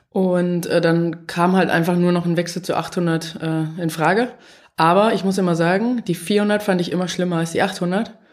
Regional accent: Dresden, Saxony, Germany; Ich komme aus Dresden, ähm, da ist dann halt früher viel mehr trainiert worden.

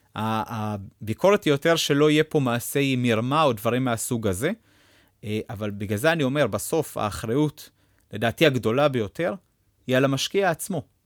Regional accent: Israel; אנחנו תמיד כישראלים

